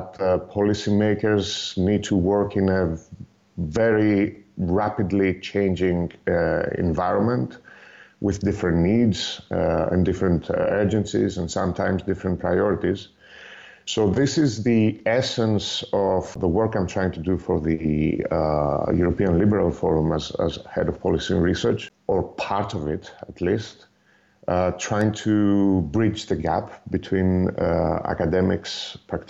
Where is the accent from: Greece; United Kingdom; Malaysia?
Greece; moved away as an adult; also born or lived in Netherlands; now in Belgium; I'm originally from Greece, but I've been living in the Benelux countries for 15 years now.